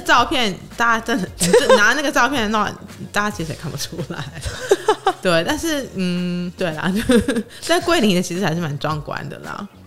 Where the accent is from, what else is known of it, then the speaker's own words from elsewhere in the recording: Taiwan; 我是台湾